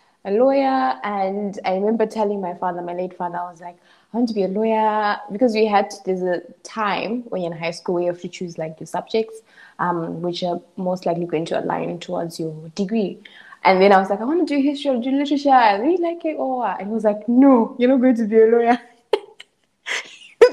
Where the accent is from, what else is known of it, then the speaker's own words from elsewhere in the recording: Zimbabwe; moved away as an adult; also born or lived in Bulawayo, Zimbabwe; now in South Africa; growing up in Zimbabwe